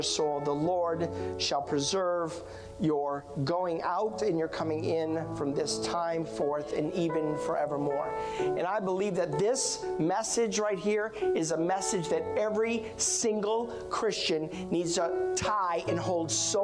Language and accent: English; Iowa, United States; I was born and raised in Iowa